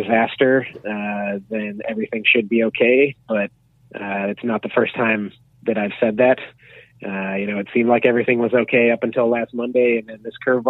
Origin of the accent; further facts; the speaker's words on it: United States; now in Canada; I'm from America